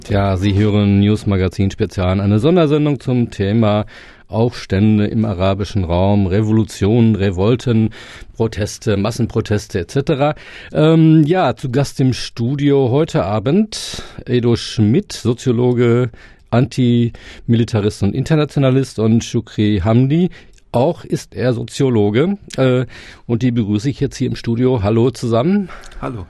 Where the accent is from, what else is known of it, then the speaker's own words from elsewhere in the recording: Germany; uns als Deutsche oder Europäer